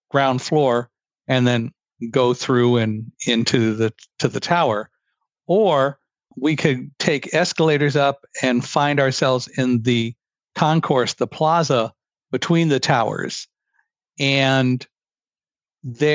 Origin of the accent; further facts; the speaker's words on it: California, United States; also born or lived in Chicago, Illinois; I grew up in California by the San Andreas Fault